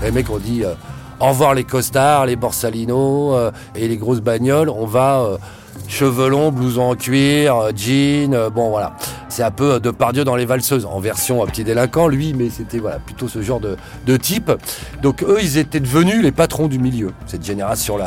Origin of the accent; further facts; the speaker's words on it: Pantin, Île-de-France, France; quand j'étais jeune, à Pantin, voilà, ils vendaient déjà des barrettes à la cité à côté de chez moi